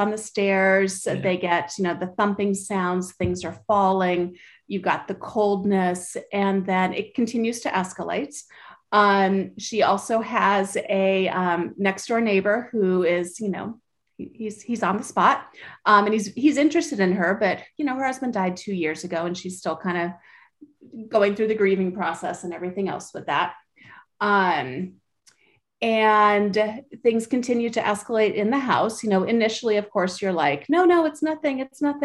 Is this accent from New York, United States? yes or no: no; Sacramento, California, United States; now in Southern California, United States; I grew up in Sacramento, even though I live in Southern California now